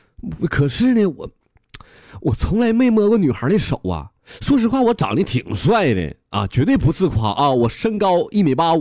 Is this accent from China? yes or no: yes; Northeast China, China; 你再看咱们东北人打雪仗，这咋？